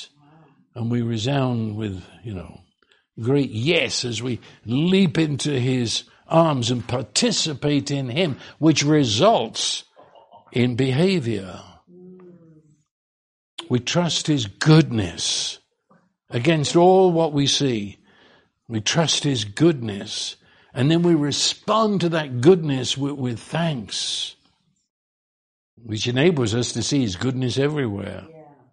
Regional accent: United Kingdom; I'm Brit.

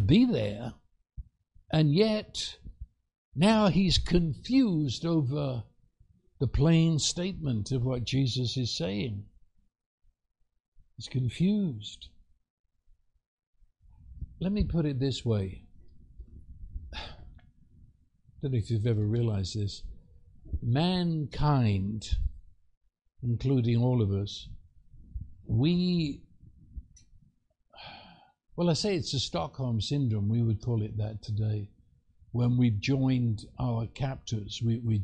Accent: United Kingdom; moved away; I'd meet another Brit

